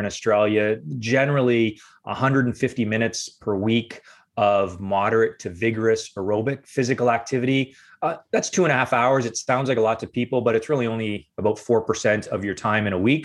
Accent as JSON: {"language": "English", "town": "Windsor", "region": "Ontario", "country": "Canada", "tie": "born or raised there", "said": "I grew up in Windsor, Ontario, which is the southernmost city in Canada"}